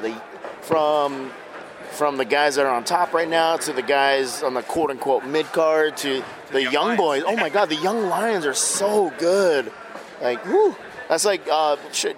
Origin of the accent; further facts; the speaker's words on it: Hawaii, United States; I'm from Hawaii